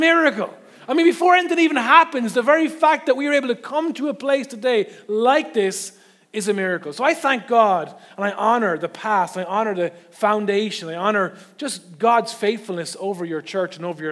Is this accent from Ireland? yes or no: yes; the Curragh Camp, Leinster, Ireland; moved away as an adult; also born or lived in Carlow; now in Navan, Ireland; I actually spent most of my formative years growing up in the Curragh camp. Originally, my family's from Carlow.